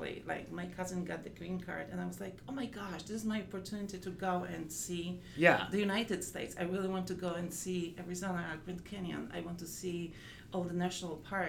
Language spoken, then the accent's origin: English; Poland; moved away; growing up in Poland